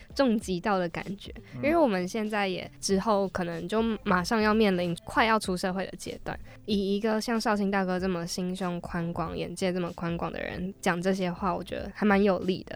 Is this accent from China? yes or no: no; Taiwan; 是因为我们是台湾人吗